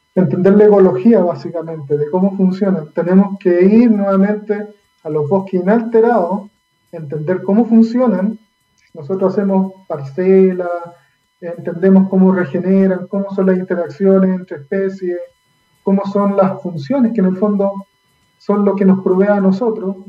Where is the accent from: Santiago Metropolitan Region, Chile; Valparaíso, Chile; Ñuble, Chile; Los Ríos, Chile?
Los Ríos, Chile; Valdivia; moved away; yo soy nacido, criado eh, en Valdivia